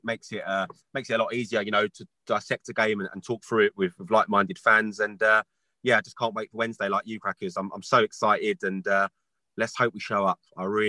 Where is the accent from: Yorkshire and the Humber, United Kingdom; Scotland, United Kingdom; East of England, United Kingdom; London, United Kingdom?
London, United Kingdom; I grew up in North London.